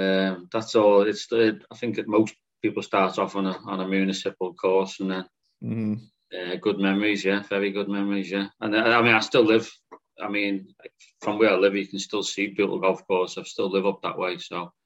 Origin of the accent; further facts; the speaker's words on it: Liverpool, North West England, United Kingdom; I was born in Liverpool, and I still live 6 or 7 miles from Liverpool. It's I'm still quite handy to get into the main city